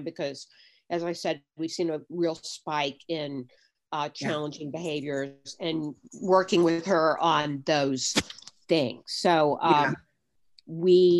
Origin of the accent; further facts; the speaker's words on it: United States; moved away; also born or lived in Virginia; I'm from North Carolina and Virginia